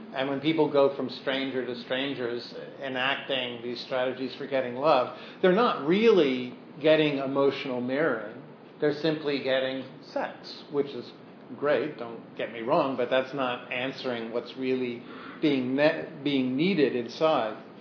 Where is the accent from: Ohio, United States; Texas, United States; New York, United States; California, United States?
New York, United States; New York City; my growing up on the Lower East Side